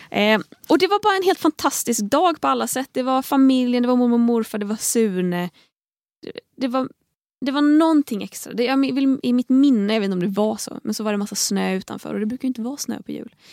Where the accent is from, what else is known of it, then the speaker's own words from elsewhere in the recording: Tahult, Västra Götaland, Sweden; now in Stockholm, Sweden; på juldagen då har jag oftast varit hemma i Tahult en vecka ungefär. Det är en vecka av att vara ute i skogen där det inte händer så värst mycket.